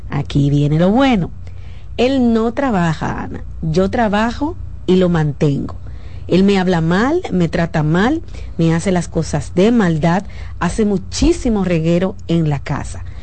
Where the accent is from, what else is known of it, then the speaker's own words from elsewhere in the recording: Dominican Republic; now in abroad; Vivimos en, en, el extranjero, yo soy dominicana, él es de Europa.